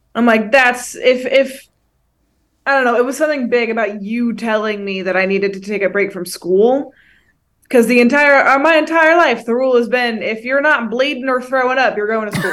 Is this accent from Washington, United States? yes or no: no; Northern California, United States; I'm from the Northern Ca, like, NorCal district